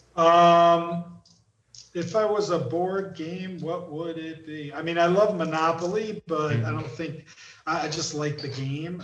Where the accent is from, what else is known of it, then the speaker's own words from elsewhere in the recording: East Coast, United States; moved away; I'm I'm from the East Coast